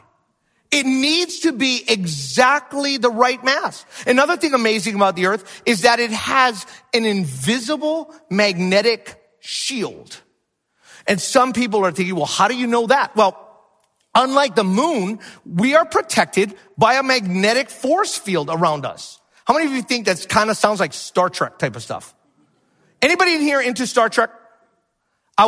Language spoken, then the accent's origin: English; Hawaii, United States; moved away; also born or lived in Minnesota; I'm from Hawaii.